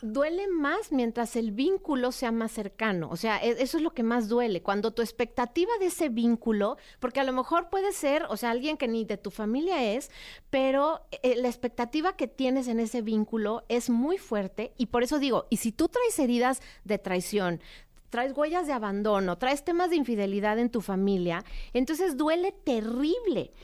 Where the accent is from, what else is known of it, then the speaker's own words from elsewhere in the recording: Mexico City, Mexico; Viví primero en una que se llamaba, se llamaba Prado Churbusco y después en San Ángel